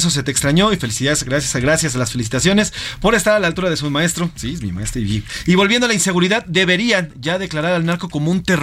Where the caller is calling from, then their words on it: Mexico City, Mexico; de la Ciudad de México